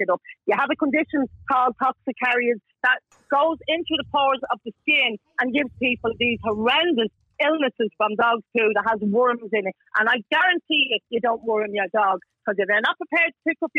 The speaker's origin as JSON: {"language": "English", "town": "Dublin", "region": "County Dublin", "country": "Ireland", "said": "I come from Kilbarry, where the snapper was filmed"}